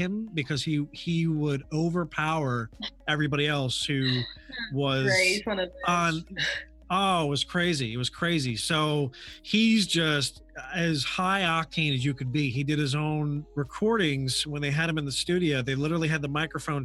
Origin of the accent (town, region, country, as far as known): Hudson Valley, New York, United States; moved away